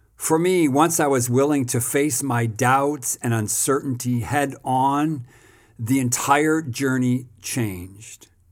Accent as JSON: {"language": "English", "country": "United States", "moved": "as an adult", "lives_now": "South Africa", "said": "I'm an American pastor who has spent the last almost thirty years in South Africa."}